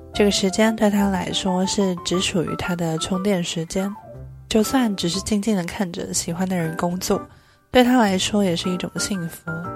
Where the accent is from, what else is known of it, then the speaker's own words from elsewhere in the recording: Taipei, Taiwan; 一个土生土长却常常被误会是不会讲中文的台北人